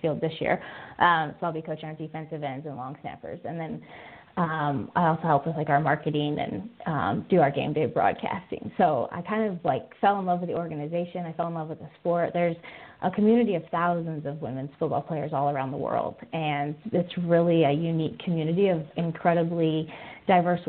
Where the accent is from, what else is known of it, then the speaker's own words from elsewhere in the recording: Michigan, United States; I grew up in Michigan